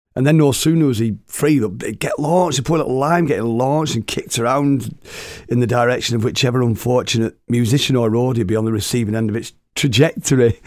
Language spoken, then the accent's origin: English; Oldham, North West England, United Kingdom; I'm from Oldham and we'd never had sunshine like this up there